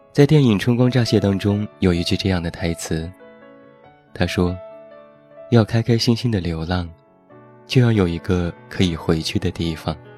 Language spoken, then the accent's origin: Chinese; Taiyuan, Shanxi, China; 现在在我的家乡山西太原